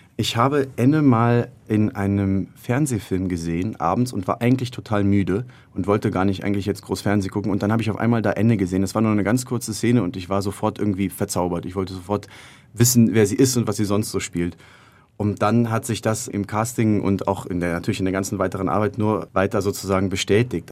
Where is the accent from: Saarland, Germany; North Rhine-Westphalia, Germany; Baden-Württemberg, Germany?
North Rhine-Westphalia, Germany; Cologne; also born or lived in Madrid, Spain; im Rheinland in der Gegend ungefähr in der Nähe davon, wo ich aufgewachsen bin